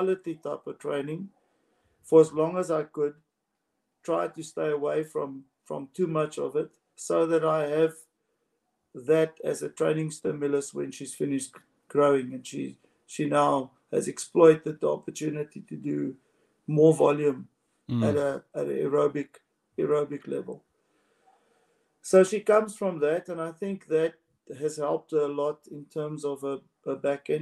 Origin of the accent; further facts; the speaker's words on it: South Africa; in South Africa, we push our goals